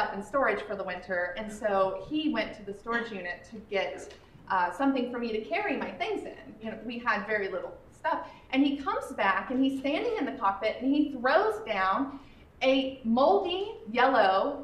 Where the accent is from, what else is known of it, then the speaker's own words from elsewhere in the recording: North Carolina, United States; moved away as an adult; also born or lived in Los Angeles; my story starts in North Carolina, where I grew up.